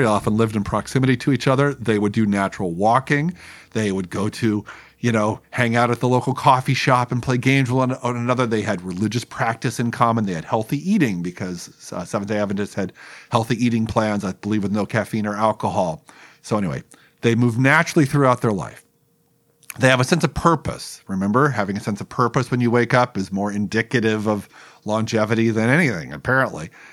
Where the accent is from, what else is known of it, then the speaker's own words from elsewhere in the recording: Los Angeles, California, United States; my hometown newspaper, the Los Angeles Times